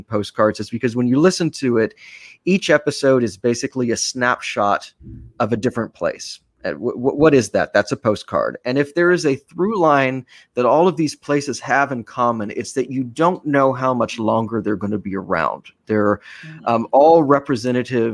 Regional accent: Austin, Texas, United States; moved away as an adult; now in New York City, United States; my hometown of Austin

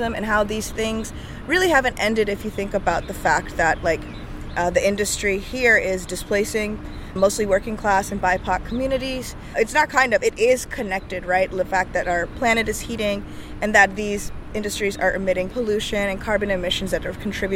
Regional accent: New Orleans, Louisiana, United States; I'm a daughter of immigrants, but I was born and raised in New Orleans

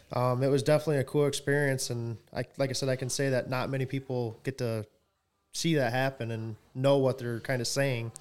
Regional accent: Coldwater, United States; I was born and raised here in Coldwater.

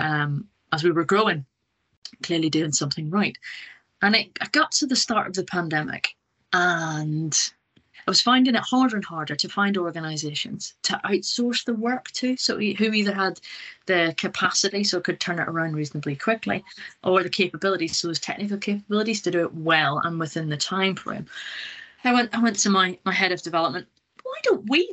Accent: Northern Ireland, United Kingdom; moved away as an adult; also born or lived in Scotland / Nottingham; I'm originally from Northern Ireland. I left a long time ago, went to Scotland to do my undergraduate degree, and then went to Nottingham to do a PhD.

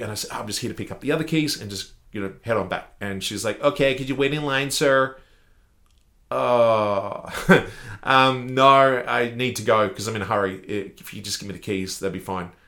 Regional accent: Australia; I'm from Australia

